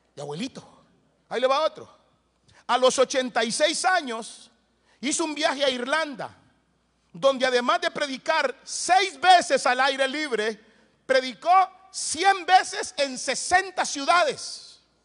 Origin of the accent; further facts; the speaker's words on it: Soyapango, San Salvador, El Salvador; crecí en un barrio allá en El Salvador que se llama Soyapango Hills